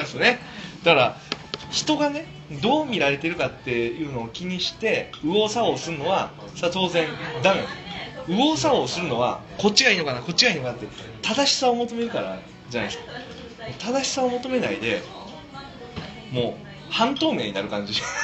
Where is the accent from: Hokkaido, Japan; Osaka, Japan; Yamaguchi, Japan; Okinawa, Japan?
Osaka, Japan; also born or lived in Niigata; now in Tokyo, Japan; 大阪で生活をしたい大阪の人間になりたいなっていう気持ちが要は故郷の人間になりたいなという気持ちが湧き上がってきたんですよね